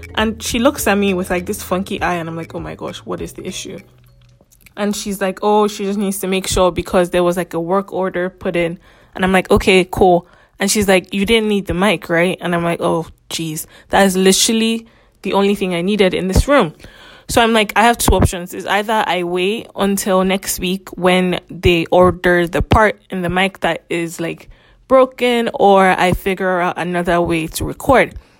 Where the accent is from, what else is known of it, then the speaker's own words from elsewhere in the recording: Lagos, Nigeria; first language English; I grew up in Lagos